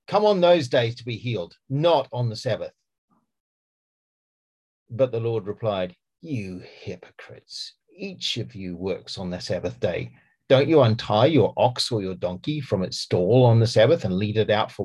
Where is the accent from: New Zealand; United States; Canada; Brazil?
New Zealand; accent: Kiwi; now in Gloucestershire, United Kingdom; I have a Kiwi accent